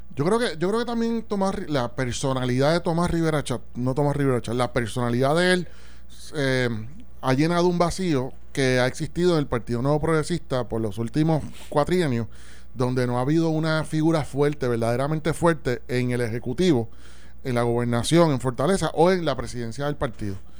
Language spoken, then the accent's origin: Spanish; Puerto Rico; como puertorriqueño